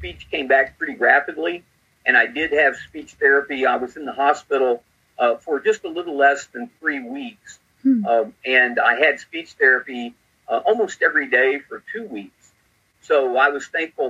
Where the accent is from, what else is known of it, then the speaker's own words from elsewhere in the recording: Missouri, United States; also born or lived in Southern Illinois; I grew up here in Missouri, where I'm pastoring now. Grew up about 150 miles southeast of where we live now